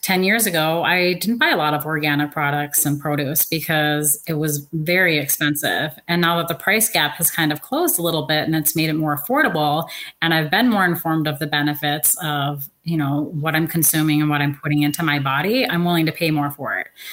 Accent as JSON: {"language": "English", "town": "Seattle", "region": "Washington", "country": "United States", "said": "I'm from Seattle, Washington"}